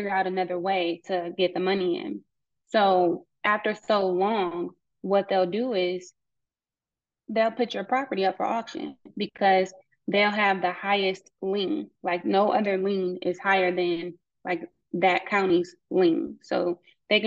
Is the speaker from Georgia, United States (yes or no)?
no; Cleveland, Ohio, United States; moved away; I'm from Cleveland, Ohio, originally. And growing up, like, my family always talked about the tax sale